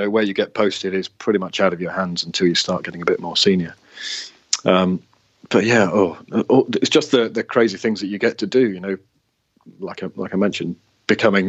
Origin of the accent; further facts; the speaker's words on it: Worcester, West Midlands, United Kingdom; moved away as an adult; also born or lived in Cardiff / North Wales / Swansea; I was born in Worcester, which is just up the road, and I was born in a village just outside Worcester, and then moved to Worcester when my teenage years